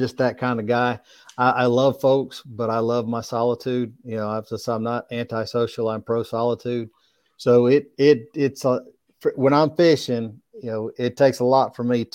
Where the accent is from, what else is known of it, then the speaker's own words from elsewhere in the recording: Alabama, United States; I'm from Alabama